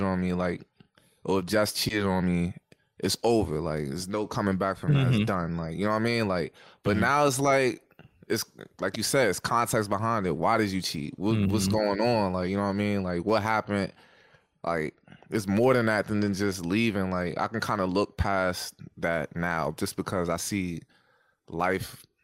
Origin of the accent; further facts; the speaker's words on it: United States; as men growing up in America